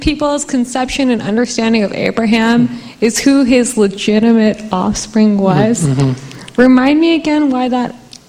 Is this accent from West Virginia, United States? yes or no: no; Sacramento, California, United States; as a Muslim, our belief system is so fundamentally tied to that same belief system that growing up in Sacramento